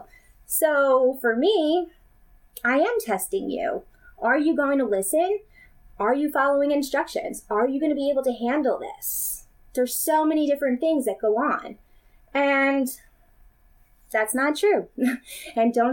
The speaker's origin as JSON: {"language": "English", "country": "United States", "said": "I am from the United States"}